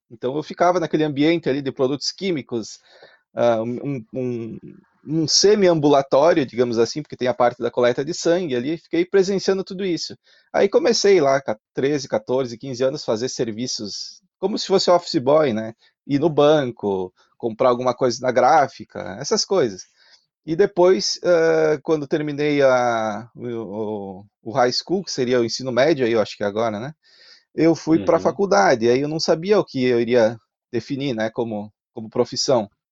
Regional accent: Carlos Barbosa, Rio Grande do Sul, Brazil; accent: Italian (Serra Gaúcha); moved away as an adult; also born or lived in Garibaldi; eu nasci em Garibaldi, mas Sim. morei toda a minha vida ali na Serra.

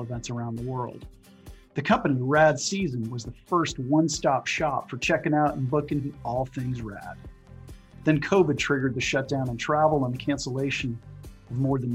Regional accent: San Diego, California, United States; my hometown team, the San Diego Padres Baseball Club

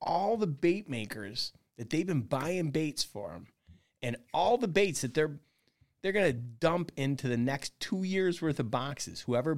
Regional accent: Syracuse, New York, United States; Yeah, so I grew up in Syracuse, New York. Mom and dad and a brother, typical, you know, middle American family.

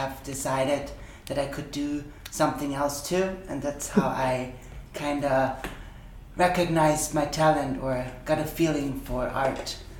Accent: Austria; I'm from Austria

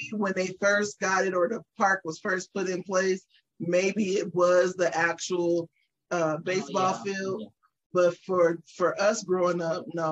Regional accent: Las Vegas, Nevada, United States; moved away as an adult; now in Texas, United States; we are natives born and raised in Vegas

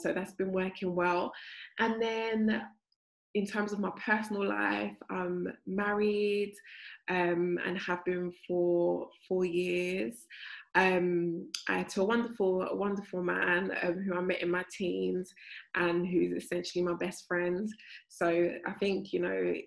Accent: London, United Kingdom; I've grown up in South London all my life.

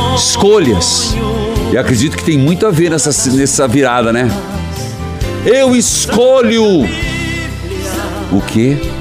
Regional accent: Paraíso do Norte, Paraná, Brazil; moved away; minha terra natal

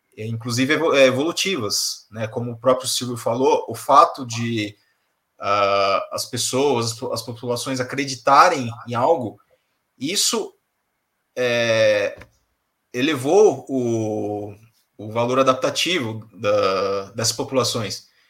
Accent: São Paulo, Brazil; eu nasci aqui, eu, eu, nasci no Brasil, em São Paulo

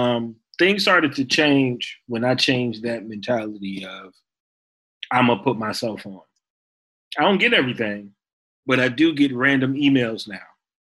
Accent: Chicago, Illinois, United States; but also as a Chicagoan, like this shooting.

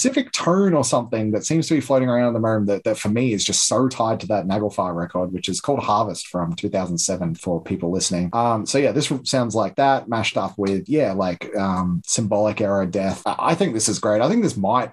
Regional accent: Melbourne, Victoria, Australia; We're both from Melbourne

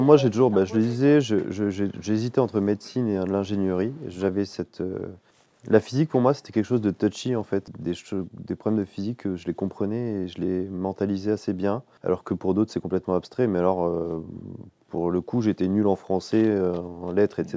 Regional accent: Menton, Provence-Alpes-Côte d'Azur, France; moved away as an adult; also born or lived in Marseille / Lyon / Nice; now in Champagne, France; j'ai grandi dans le sud-est, j'ai grandi à Menton.

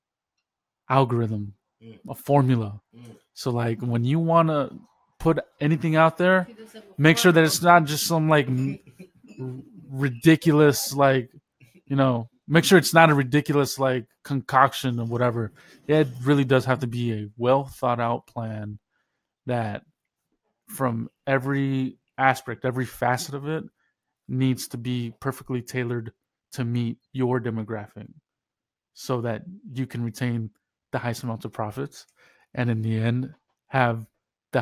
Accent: north of Dallas, Texas, United States; I grew up in Texas, north of Dallas

